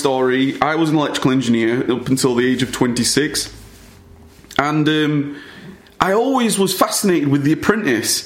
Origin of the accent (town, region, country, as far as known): United Kingdom; born or raised there